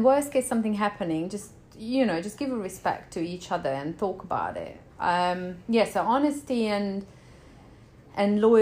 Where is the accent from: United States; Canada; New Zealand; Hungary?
Hungary; moved away as an adult; I'm from Hungary. I left Hungary